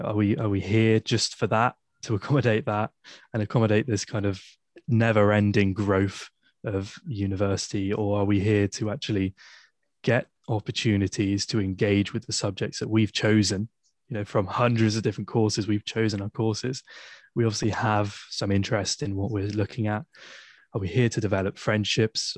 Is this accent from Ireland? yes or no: no; Poole, South West England, United Kingdom; moved away as an adult; now in Exeter, United Kingdom; I'm from, I'm from Poole, from the South Coast.